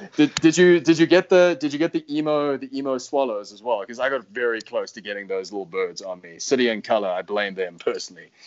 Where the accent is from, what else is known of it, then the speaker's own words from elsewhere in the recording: United States; now in South Africa; as an American